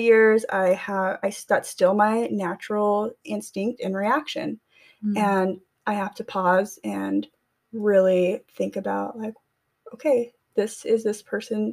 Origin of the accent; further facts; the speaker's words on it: Tulare, California, United States; moved away; I went back to my hometown, Tulare, California